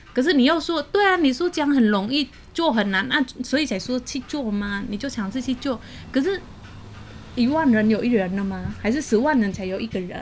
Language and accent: Chinese; Cambodia; now in Taiwan; 我是来自柬埔寨，嗯哼。然后居住在台湾，算是移民在台湾